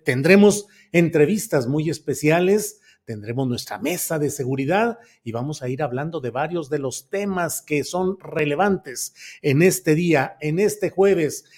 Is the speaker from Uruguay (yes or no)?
no; Mexico